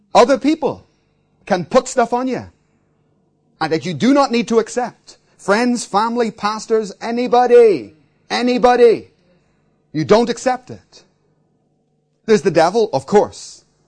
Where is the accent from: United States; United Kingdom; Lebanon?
United Kingdom; Belfast, Northern Ireland; I grew up in Belfast, in the middle of a war zone